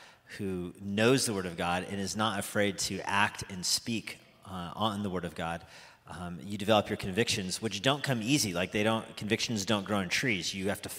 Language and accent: English; United States; I'm American